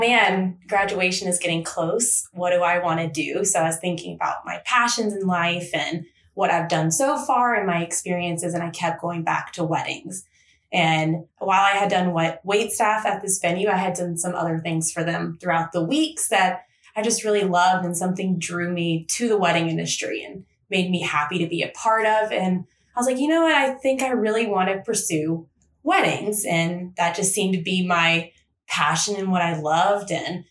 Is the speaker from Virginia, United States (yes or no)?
yes; Lynchburg, Virginia, United States; I am originally from Lynchburg, Virginia. So just down the road in Lynchburg. I grew up there, born and raised there